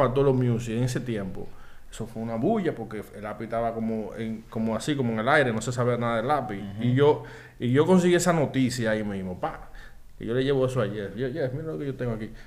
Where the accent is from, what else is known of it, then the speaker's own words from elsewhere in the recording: Dominican Republic; Nosotros somos dominicanos